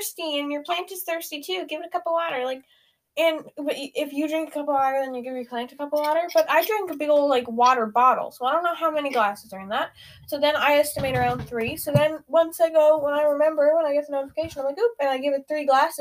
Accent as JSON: {"language": "English", "country": "Canada", "said": "We're both 13. We're both Canadian. And we both go to school together"}